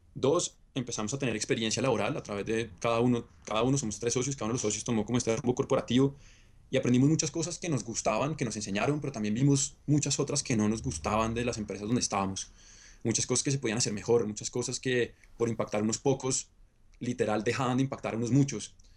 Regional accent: Bogotá, Colombia; Yo soy bogotano, nacido y criado acá

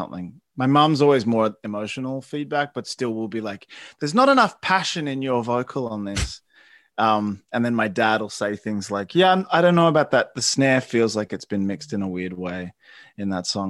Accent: Melbourne, Victoria, Australia; Growing up in Melbourne. I love Melbourne.

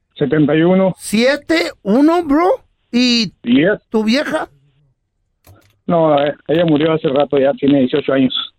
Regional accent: Guatemala; Yo soy de Guatemala

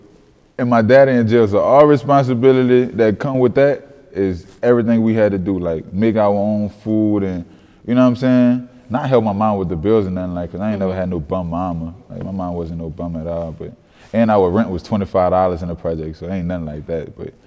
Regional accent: New Orleans, Louisiana, United States; Growing up in New Orleans

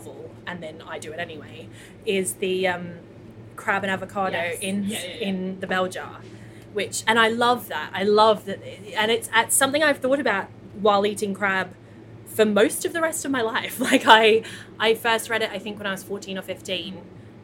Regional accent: Australia; now in London, United Kingdom; as a child growing up in Australia

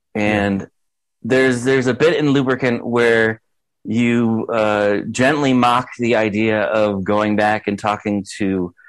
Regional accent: United States; I'm an American viewer / critic

